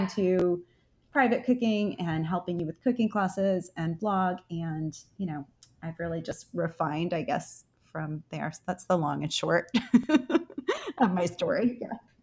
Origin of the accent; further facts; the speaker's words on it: Connecticut, United States; moved away; also born or lived in Houston; I'm from Connecticut, so we had a growing season of three months there